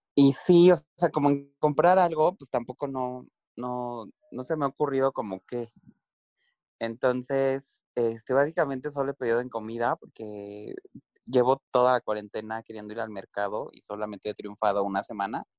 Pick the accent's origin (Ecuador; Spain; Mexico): Mexico; soy, soy mexicano